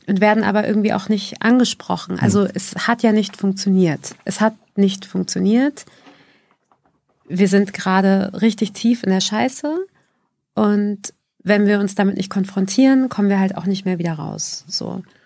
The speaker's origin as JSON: {"language": "German", "area": "Haifa area", "region": "Haifa District", "country": "Israel", "moved": "yes", "lives_now": "Hamburg, Germany", "said": "Wir kommen ja aus Haifa-Umgebung"}